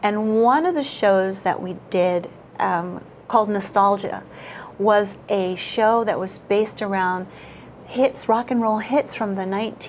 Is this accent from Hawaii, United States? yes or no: yes; Waianae, Hawaii, United States; moved away as an adult; also born or lived in Bay Area, California; I'm from Waianae